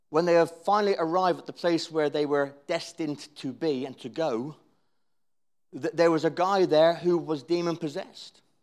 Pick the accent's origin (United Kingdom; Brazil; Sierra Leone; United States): United Kingdom; Cornwall, South West England; I'm Cornish